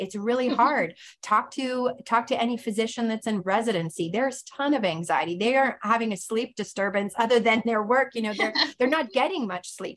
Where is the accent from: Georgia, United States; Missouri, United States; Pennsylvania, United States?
Pennsylvania, United States; moved away as an adult; also born or lived in Stockton, California; I grew up in Pennsylvania as a home missionary kid